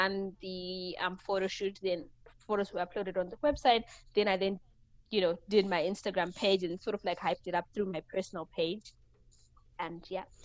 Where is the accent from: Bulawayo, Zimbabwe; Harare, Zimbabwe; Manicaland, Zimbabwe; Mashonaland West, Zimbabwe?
Manicaland, Zimbabwe; Mutare; I was born and raised in Mutare, which is like a small town in Zimbabwe.